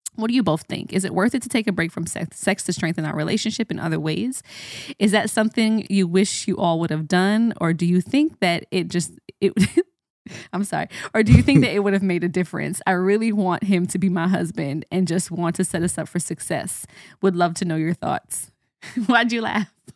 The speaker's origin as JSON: {"language": "English", "country": "Jamaica", "said": "as a Jamaican"}